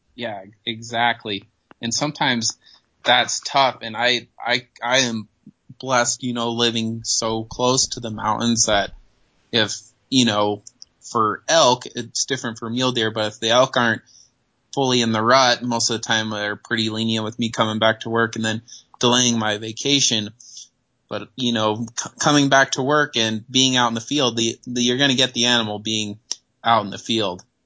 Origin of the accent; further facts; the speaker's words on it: Northwest Colorado, United States; I grew up in Northwest Colorado. It's way small.